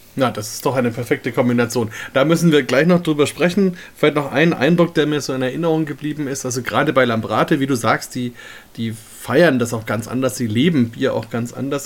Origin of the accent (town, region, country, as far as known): Germany